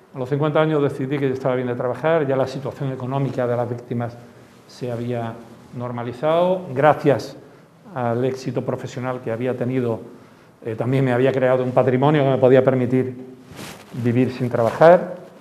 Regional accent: Málaga, Andalusia, Spain; yo soy de Málaga

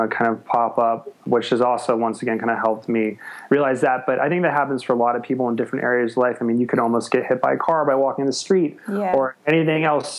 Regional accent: Arizona, United States; moved away as an adult; also born or lived in Los Angeles; now in Australia; I'm from Arizona, but went to school

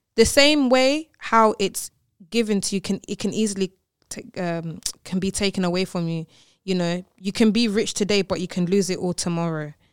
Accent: London, United Kingdom; I'm from London

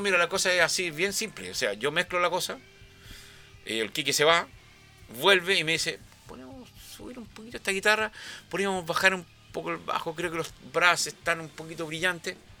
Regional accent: Chile; todos los chilenos

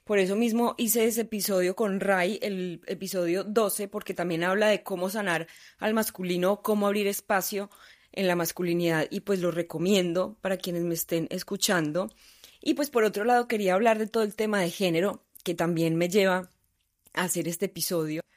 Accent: Colombia; Obviamente soy colombiana, un país tercermundista, extremadamente machista, nací en una sociedad machista

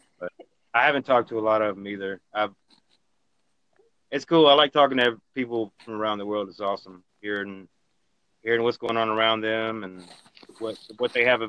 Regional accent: Paulding County, Georgia, United States; I grew up and I was born and raised basically in Georgia, and it's kind of a it's becoming more of a diverse place nowadays

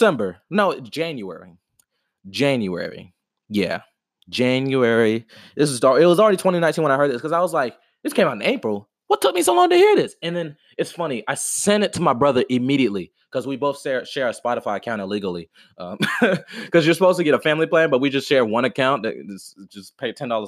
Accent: Atlanta, Georgia, United States; I'm from Atlanta, you know what I mean? Like, I grew up on that trap music kind of stuff

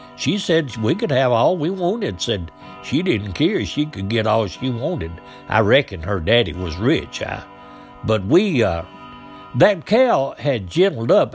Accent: Biscoe, United States; we come from Bisco. Uh, that's where we lived down there, me and my daddy

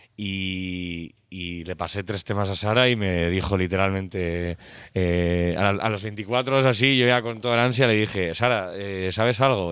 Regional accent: San Sebastián, Basque Country, Spain; somos de Donosti

